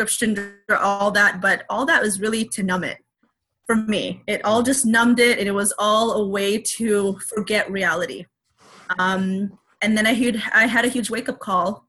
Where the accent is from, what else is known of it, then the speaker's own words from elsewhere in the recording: United States; I'm Asian American